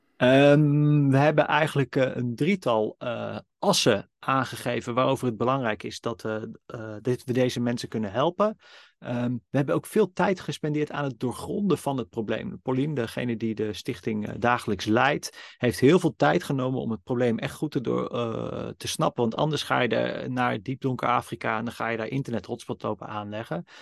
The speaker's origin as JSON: {"language": "Dutch", "country": "Netherlands", "tie": "born or raised there", "said": "ik ben een witte, blanke man, geboren in Nederland, in een liefdevol gezin"}